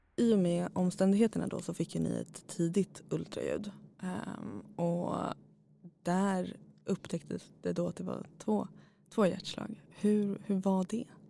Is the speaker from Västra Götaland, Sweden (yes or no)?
no; Nacka, Stockholm County, Sweden; bor i Nacka. Eh, ja, och så där har jag vuxit upp